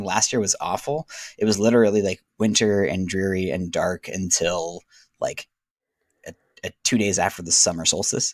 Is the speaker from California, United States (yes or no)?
yes; Southern California, United States; moved away as an adult; I grew up in Southern California